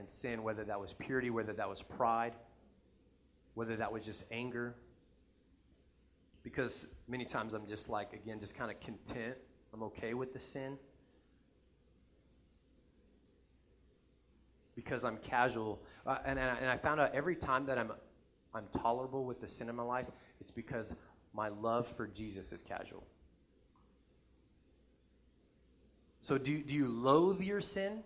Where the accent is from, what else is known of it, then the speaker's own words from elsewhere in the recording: New Mexico, United States; now in Nebraska, United States; I'm from New Mexico originally, but before I moved to Nebraska